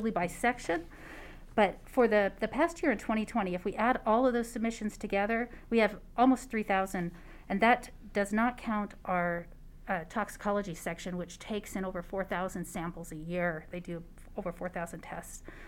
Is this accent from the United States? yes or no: yes; California, United States; moved away as an adult; also born or lived in Lancaster, New Hampshire; now in Nevada, United States; I was actually born in a small town in northern New Hampshire called Lancaster. And from there, I moved to California when I was in second grade